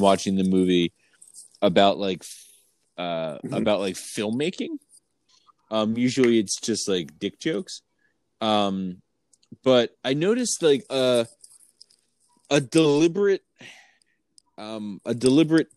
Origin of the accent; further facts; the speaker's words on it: Philadelphia, Pennsylvania, United States; we grew up in Philadelphia